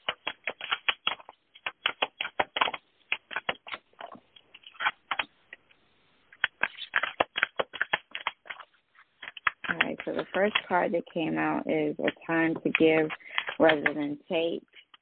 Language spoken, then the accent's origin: English; Greensboro, North Carolina, United States; I'm from Greensboro, North Carolina.